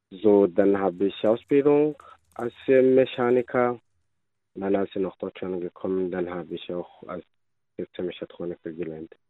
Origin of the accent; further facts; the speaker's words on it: Rwanda; moved away as an adult; now in Germany; So, ich komme aus Ruanda, bin ich seit hier 2008